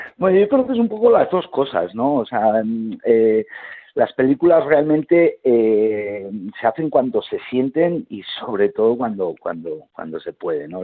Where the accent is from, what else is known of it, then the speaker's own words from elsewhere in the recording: Mondragón, Basque Country, Spain; nací en Euskadi